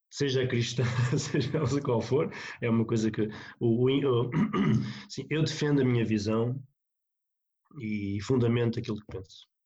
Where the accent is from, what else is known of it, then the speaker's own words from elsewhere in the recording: North, Portugal; eu, vim do Norte, apesar de estar no Sul